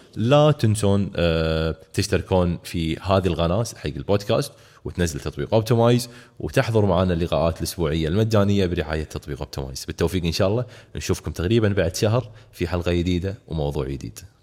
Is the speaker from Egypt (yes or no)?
no; Kuwait; احنا عندنا في الكويت